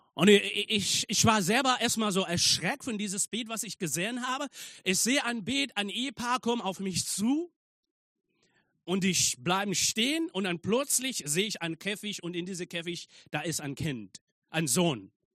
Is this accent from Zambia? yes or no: yes; Zambia; German is a second language; now in Germany; ich komme aus Sambia und ich war äh, dort in Sambia in einem Gefängnis, um die Botschaft zu verkünden